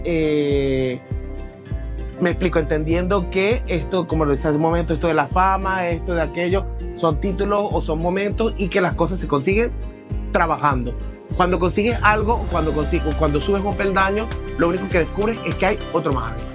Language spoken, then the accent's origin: Spanish; Venezuela; now in Spain; somos venezolanos